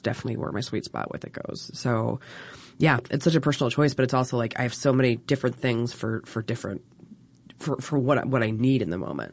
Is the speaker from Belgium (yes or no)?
no; Baltimore area, Maryland, United States; Baltimore. Well, I say Baltimore because nobody actually knows anything about Maryland